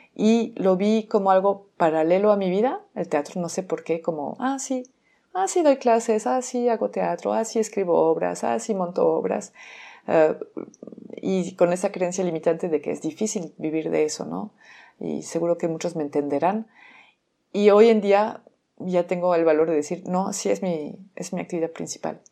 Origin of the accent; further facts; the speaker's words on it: France; Spanish is a second language; moved away as an adult; now in Mexico; soy francesa, tengo 17 años viviendo en México, por eso seguramente escuchan un acento